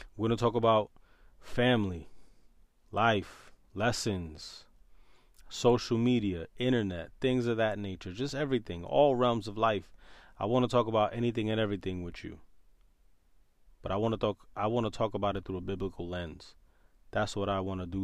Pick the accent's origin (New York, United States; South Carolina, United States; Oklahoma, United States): New York, United States; New York City; born and raised in New York City